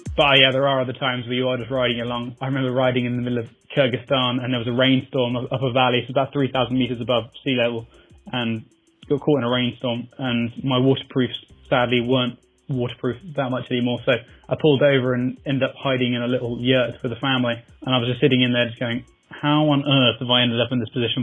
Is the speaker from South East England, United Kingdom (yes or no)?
yes; Surrey, South East England, United Kingdom; I'm 25 from Surrey in England